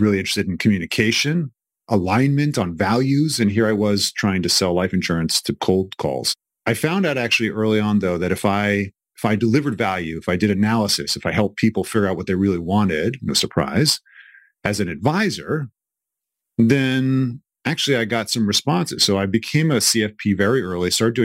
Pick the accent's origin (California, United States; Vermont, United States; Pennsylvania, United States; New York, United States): New York, United States; New York City; moved away as an adult; also born or lived in Philadelphia; I'm originally from New York City